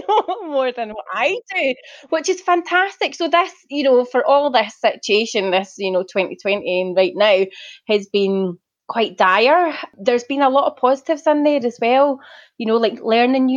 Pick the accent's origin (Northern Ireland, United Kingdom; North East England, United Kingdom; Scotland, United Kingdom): Scotland, United Kingdom; Glasgow; moved away; I'm from Glasgow originally.